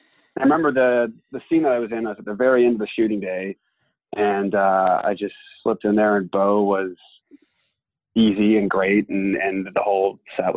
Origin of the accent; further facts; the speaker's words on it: Texas, United States; So I grew up in Texas